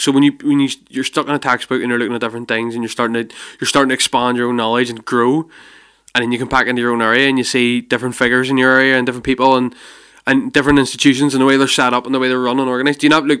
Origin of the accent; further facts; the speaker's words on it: Rathcoole, Northern Ireland, United Kingdom; moved away as an adult; now in Ballymena, United Kingdom; I'm from Rathcoole originally, and then now I live in Ballymena, right? So I've been in Ballymena, been 7 years here. A whole different way of life, different culture, it's a whole different world from what I was ever used to.